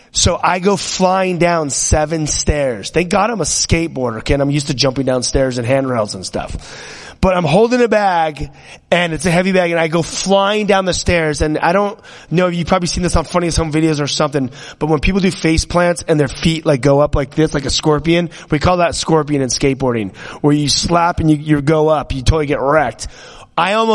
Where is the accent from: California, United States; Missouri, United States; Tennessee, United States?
California, United States; me growing up in California, we were always into guns and riding motorcycles